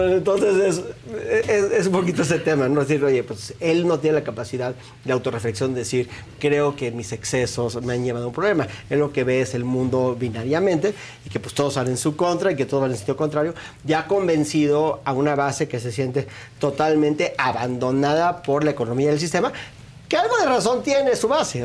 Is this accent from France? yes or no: no; Mexico; yo me congratulo como mexicano